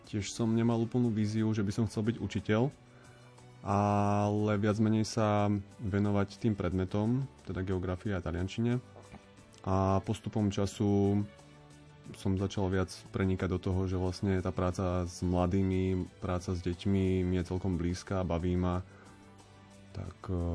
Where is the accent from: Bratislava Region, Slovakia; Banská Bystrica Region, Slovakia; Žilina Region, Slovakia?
Žilina Region, Slovakia; Kysucké Nové Mesto; Ja pochádzam z Kisuckého Nového mesta, čo je 10 km severne od Žiliny.